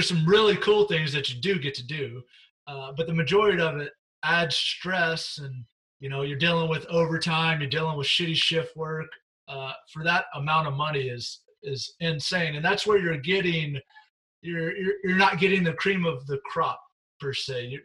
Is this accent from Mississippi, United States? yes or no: yes; Vicksburg, Mississippi, United States; moved away; also born or lived in Washington State; my hometown in Mississippi